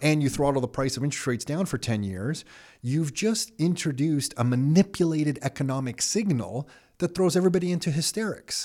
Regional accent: Canada; I'm Canadian

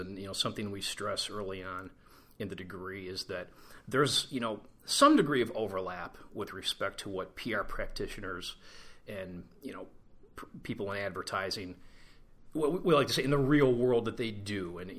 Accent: Cleveland, Ohio, United States; Cleveland, Ohio. Go Browns.

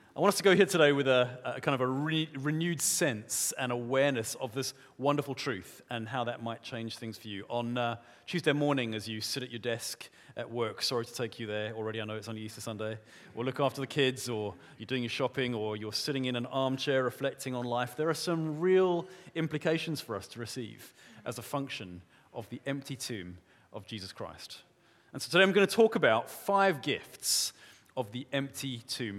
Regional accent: South Africa; moved away; I grew up in South Africa. We say it differently there

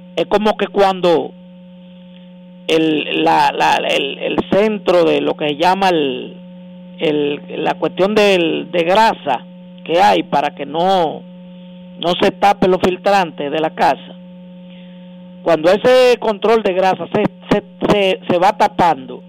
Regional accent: Dominican Republic; como dominicanos

